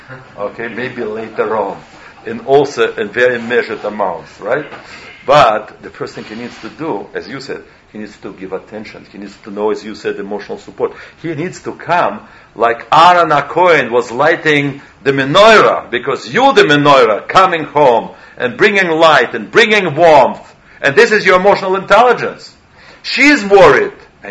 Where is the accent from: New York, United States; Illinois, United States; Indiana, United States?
New York, United States; English is a second language; So meanwhile, I came from New York, so tell me how it sounds in English. Especially English is not my native language.